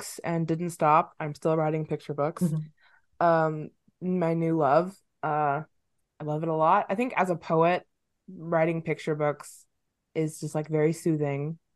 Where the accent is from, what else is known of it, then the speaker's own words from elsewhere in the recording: Tennessee, United States; my hometown in the mountains in Tennessee